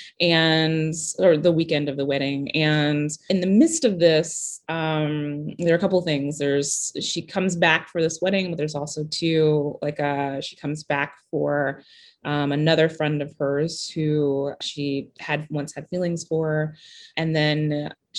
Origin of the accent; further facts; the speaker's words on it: Kentucky, United States; I grew up in Kentucky